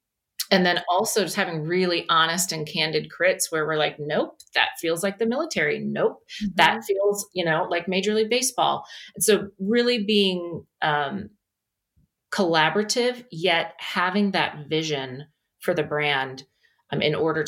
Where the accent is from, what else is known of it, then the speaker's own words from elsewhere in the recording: United States; as an American